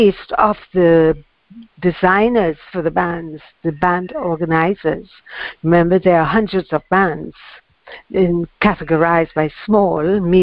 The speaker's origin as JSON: {"language": "English", "country": "Trinidad & Tobago", "said": "I'm from Trinidad"}